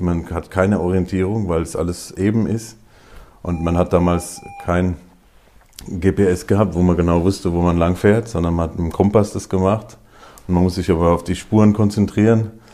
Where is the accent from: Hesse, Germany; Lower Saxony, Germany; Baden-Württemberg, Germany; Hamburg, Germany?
Hesse, Germany; Groß-Bieberau; now in Wiesbaden, Germany; aufgewachsen in Großbiberau